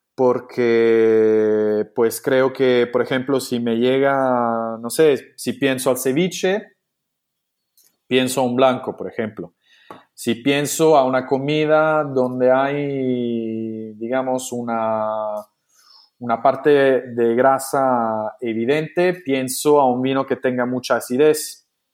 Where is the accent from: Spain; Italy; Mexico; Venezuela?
Italy; Spanish is a second language; siendo italiano